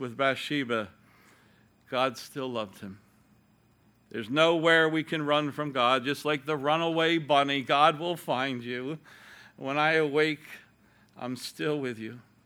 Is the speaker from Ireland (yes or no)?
yes; Ireland